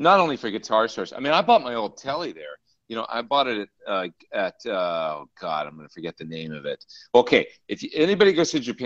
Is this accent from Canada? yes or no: yes; Canada; I'm Canadian